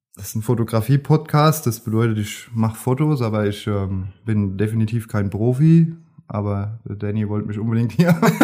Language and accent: German; Grünstadt, Rhineland-Palatinate, Germany; ich bin aus Grünstadt